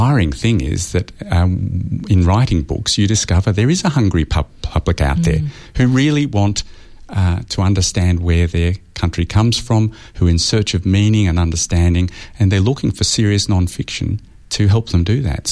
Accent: Australia; me as an Australian historian

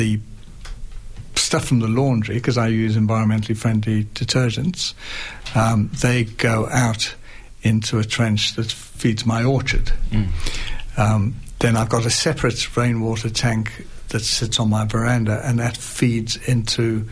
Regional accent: United Kingdom; also born or lived in North Melbourne; now in Macedon Ranges, Australia; I'm British

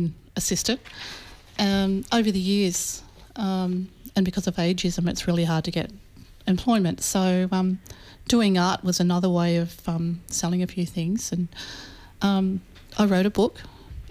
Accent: Swan Hill, Victoria, Australia; I was born at Swan Hill in northern Victoria, on the veranda of the Swan Hill Hospital, like many of my siblings

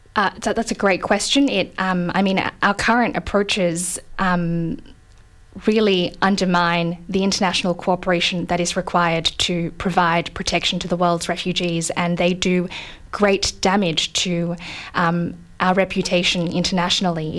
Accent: Australia; as Australian citizens

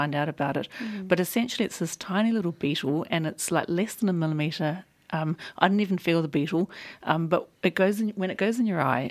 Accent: New Zealand; accent: New Zealand; now in Australia; my New Zealand accent

